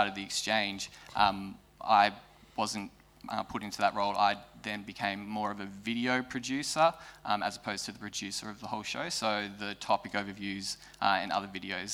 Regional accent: Geelong, Victoria, Australia; also born or lived in northern New South Wales; now in Melbourne, Australia; Originally I'm from Geelong

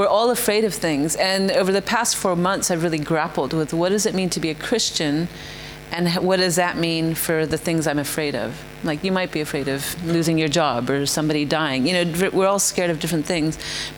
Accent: India; So I actually was born and raised in India, even though I'm not Indian.

